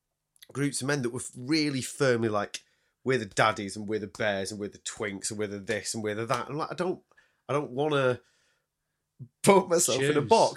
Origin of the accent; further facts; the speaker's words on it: Salford, North West England, United Kingdom; born there; That's why I don't talk like that when I come down here. When I was born in Salford, you know.